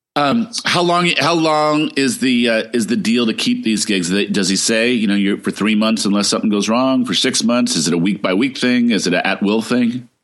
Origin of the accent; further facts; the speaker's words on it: East Coast, United States; now in Northern California, United States; I'm originally from the East Coast